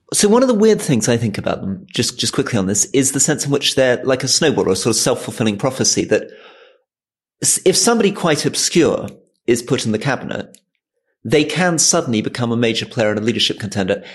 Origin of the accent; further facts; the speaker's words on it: Hong Kong; I was born in Hong Kong